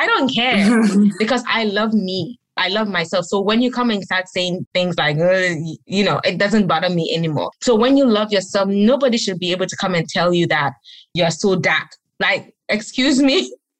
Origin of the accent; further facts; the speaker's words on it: Gambia; also born or lived in Ghana; now in United States; I grew up in Gambia.